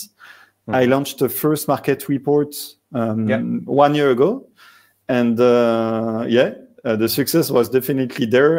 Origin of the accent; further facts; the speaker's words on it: Marseille, Provence-Alpes-Côte d'Azur, France; accent: French; south of France; English is a second language; moved away as an adult; now in Dubai, United Arab Emirates; Originally, I come from the south of France, Marseille